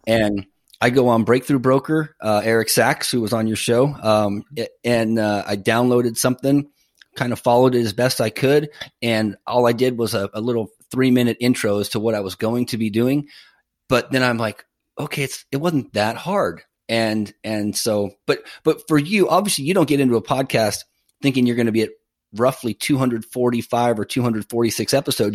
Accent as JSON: {"language": "English", "region": "Northern California", "country": "United States", "moved": "yes", "lives_now": "Tampa, United States", "said": "I'm originally from Northern California"}